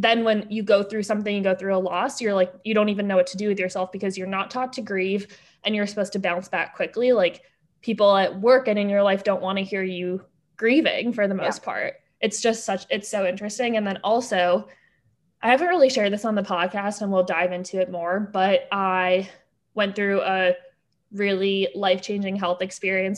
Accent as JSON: {"language": "English", "country": "France", "tie": "born or raised there", "moved": "yes", "said": "I grew up in France"}